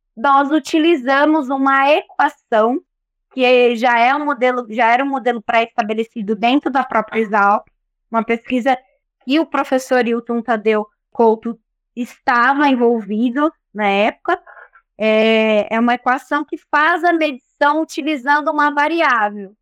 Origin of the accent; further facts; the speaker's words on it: Brotas, São Paulo, Brazil; sou natural de Brotas